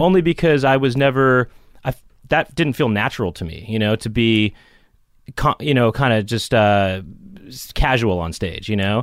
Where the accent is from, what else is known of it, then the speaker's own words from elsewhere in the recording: Los Angeles, California, United States; I grew up in Los Angeles